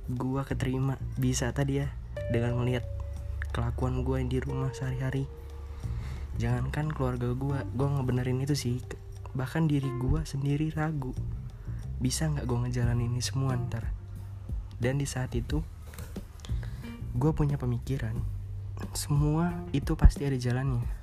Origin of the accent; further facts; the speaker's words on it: Bandar Lampung, Lampung, Indonesia; Asal dari Bandar Lampung